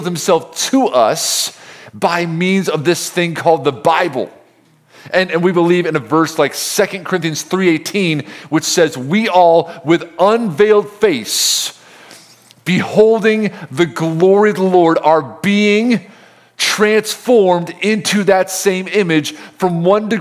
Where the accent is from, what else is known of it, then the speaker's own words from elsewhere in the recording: Homer, New York, United States; moved away; no one outside of the state knows where Homer is, but that's where I'm from